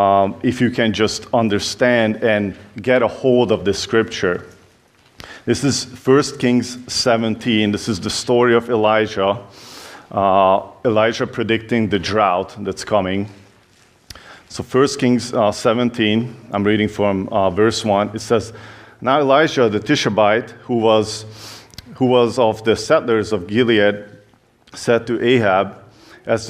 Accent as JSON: {"language": "English", "country": "Hungary", "second_language": "English", "moved": "yes", "said": "you can tell that I have an accent. I'm from Hungary originally"}